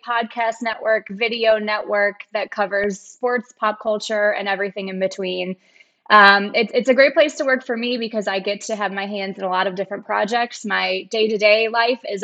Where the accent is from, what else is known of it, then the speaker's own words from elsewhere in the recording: Minnesota, United States; I am from Minnesota and live there now, which is a great place to be